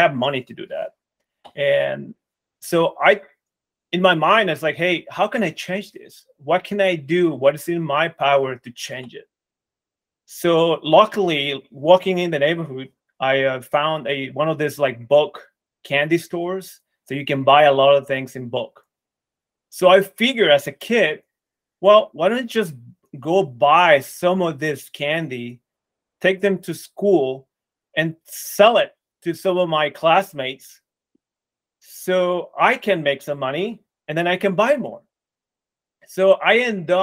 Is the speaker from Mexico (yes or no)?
yes; Mexico; I grew up in Mexico.